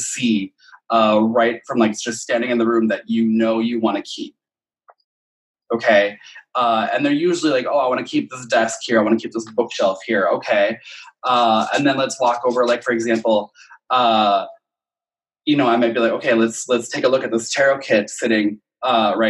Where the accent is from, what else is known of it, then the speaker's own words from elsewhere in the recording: Midwest, United States; we're from the Midwest?